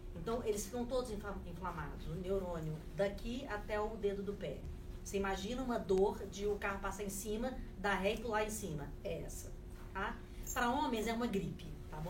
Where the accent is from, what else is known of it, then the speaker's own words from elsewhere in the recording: Minas Gerais, Brazil; eu sou mineira